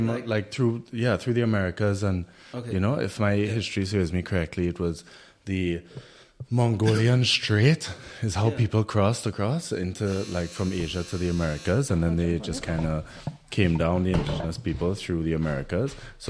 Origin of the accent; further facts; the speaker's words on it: Trinidad & Tobago; now in Berlin, Germany; we come from Trinidad, and mm-hmm. Trinidad and Tobago is a very multi-ethnic society. So we kind of grew up with like a lot of different ethnicities around us